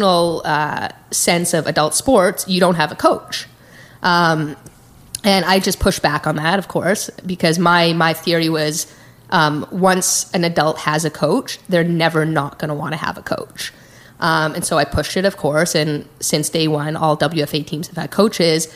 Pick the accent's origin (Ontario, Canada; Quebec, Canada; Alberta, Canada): Alberta, Canada; Calgary; moved away as an adult; now in San Francisco, United States; I grew up in Calgary, Canada